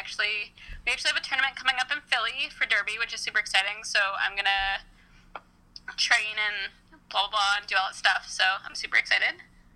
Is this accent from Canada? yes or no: yes; Canada; I'm Canadian